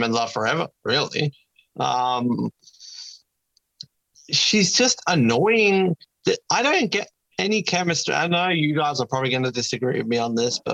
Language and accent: English; Tasmania, Australia; we are from Tasmania.